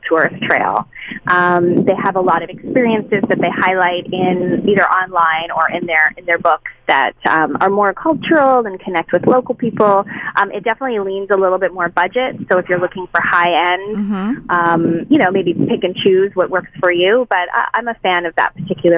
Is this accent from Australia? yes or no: no; Canada; I'm Canadian